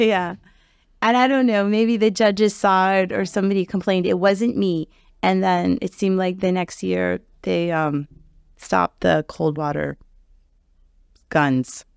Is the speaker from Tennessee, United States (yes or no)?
no; Key Biscayne, Florida, United States; growing up on the Key